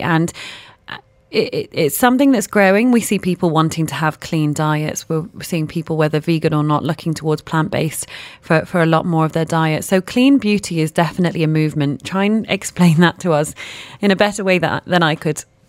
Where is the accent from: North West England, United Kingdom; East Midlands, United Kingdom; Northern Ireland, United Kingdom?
North West England, United Kingdom; Manchester; I'm from Manchester